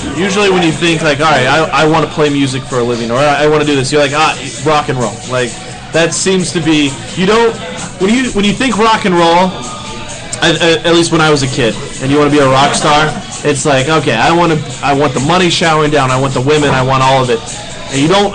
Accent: Kentucky, United States; now in Massachusetts, United States; growing up in Kentucky

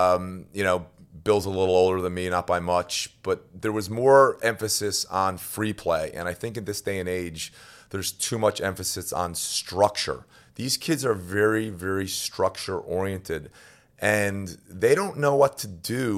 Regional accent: Newfoundland and Labrador, Canada; I mean, growing up in Newfoundland, I mean, obviously I grew up as a hockey player.

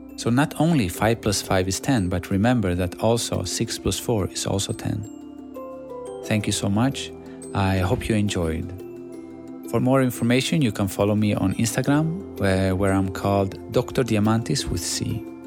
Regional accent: Sweden; English is a second language; moved away as an adult; also born or lived in Greece / Shanghai, China; Growing up in Sweden, all I did was playing basketball

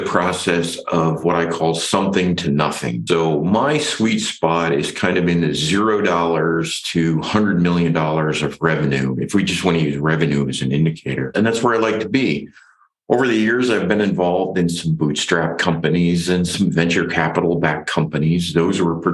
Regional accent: Ohio, United States; I grew up on a farm in Ohio in the Midwest

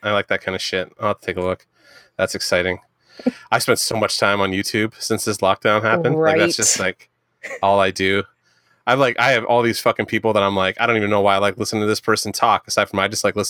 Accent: Canada; as a Canadian who lives 20 minutes from the border

